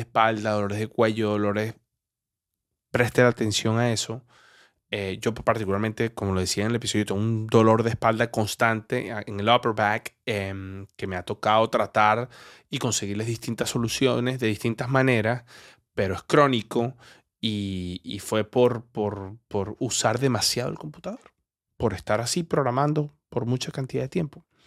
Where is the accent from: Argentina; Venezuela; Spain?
Venezuela; moved away; also born or lived in Colombia; Colombo venezolano